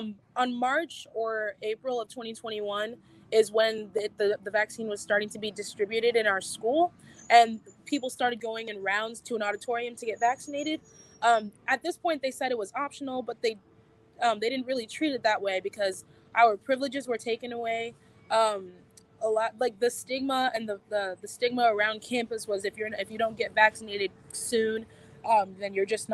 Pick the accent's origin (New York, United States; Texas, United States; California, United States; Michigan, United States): Texas, United States; San Antonio; Well, I'm from very many places. I consider myself to be from Texas, the San Antonio area.